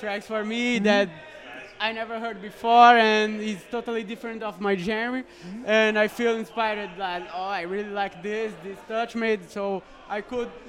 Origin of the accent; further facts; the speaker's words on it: São Paulo, Brazil; It's also the name of my hometown.